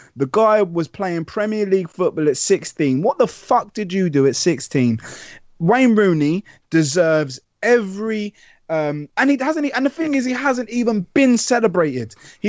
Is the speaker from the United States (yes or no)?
no; United Kingdom; as British people